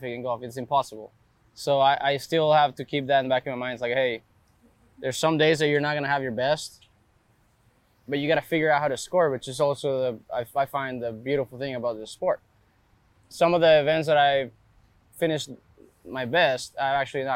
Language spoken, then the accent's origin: English; Reynosa, Tamaulipas, Mexico; moved away; I grew up in Reynosa, which is a border town with McAllen